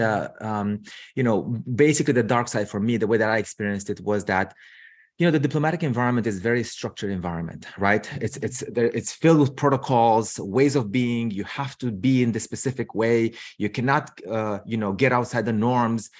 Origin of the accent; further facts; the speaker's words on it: Romania; moved away as an adult; also born or lived in United States; now in Seattle, United States; I'm originally from Romania. So I moved to the U S, um, gosh, what, twen-, twenty years ago.